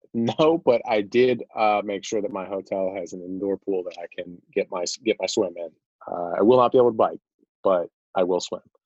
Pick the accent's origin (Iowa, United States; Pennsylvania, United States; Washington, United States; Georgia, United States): Georgia, United States; my my home state